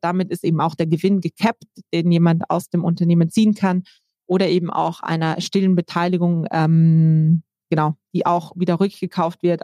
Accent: South Tyrol, Trentino-Alto Adige, Italy; now in Germany; ich komme ursprünglich aus Südtirol

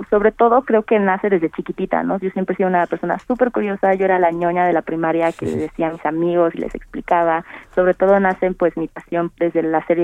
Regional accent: Mexico; de creer en el potencial que tenemos como mujeres mexicanas, como mujeres alrededor de todo el mundo.

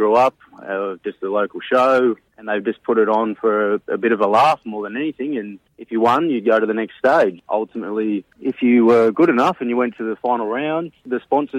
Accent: Australia

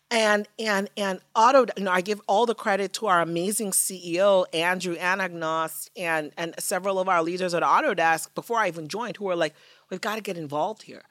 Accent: Nigeria; moved away; growing up in Nigeria

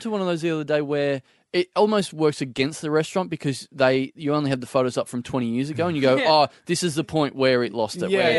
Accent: Maryborough, Australia; moved away; in my hometown of Maryborough, there's like a Chinese restaurant

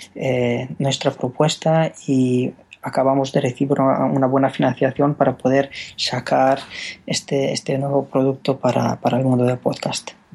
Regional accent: Romania; Spanish is a second language; moved away as an adult; now in Spain; yo soy rumano

